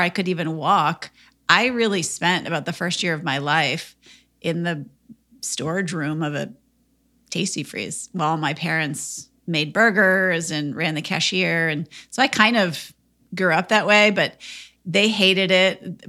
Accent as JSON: {"language": "English", "region": "Minnesota", "country": "United States", "tie": "born or raised there", "said": "I grew up in Minnesota"}